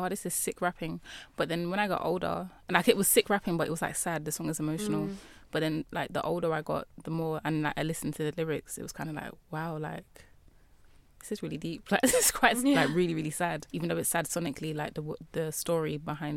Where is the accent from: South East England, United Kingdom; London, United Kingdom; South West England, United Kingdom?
London, United Kingdom; a young black Nigerian British girl from Southeast London